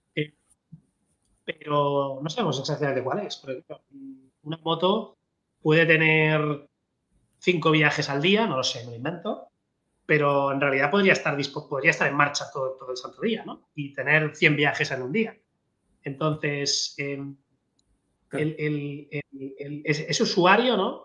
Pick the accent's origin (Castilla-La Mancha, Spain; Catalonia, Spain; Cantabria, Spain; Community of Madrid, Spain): Catalonia, Spain; Barcelona; los que somos de Barcelona